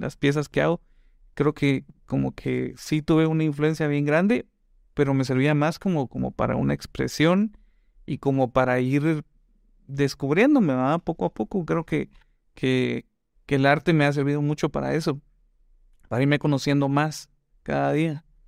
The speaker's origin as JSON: {"language": "Spanish", "town": "Guatemala City", "region": "Guatemala Department", "country": "Guatemala", "tie": "born or raised there", "also_born_or_lived": "Quetzaltenango (Xela)", "said": "allá nací, pero crecí en, en el centro, aquí en la zona 1. La verdad es que me vine bien chavito"}